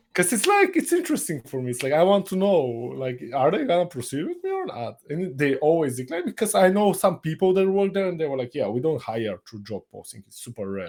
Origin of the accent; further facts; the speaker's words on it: Bulgaria; I'm from Bulgaria